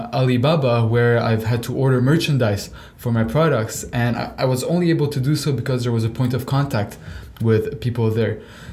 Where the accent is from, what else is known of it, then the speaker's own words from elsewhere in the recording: Lebanon; also born or lived in Canada; now in Dubai, United Arab Emirates; I grew up in Lebanon, moved to Canada, and now I'm in Dubai.